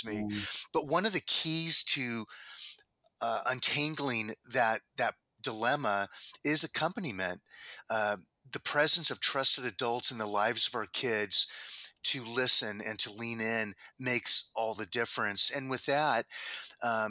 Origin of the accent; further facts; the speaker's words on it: El Cajon, California, United States; growing up in El Cajon, California